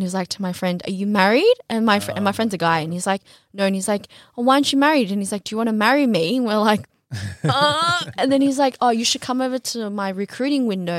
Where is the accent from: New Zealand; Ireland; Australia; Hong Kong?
Australia; where are you from? And I was like, Australia. And he's like, oh, but you're Chinese, right? And I was like, no, I'm Australian.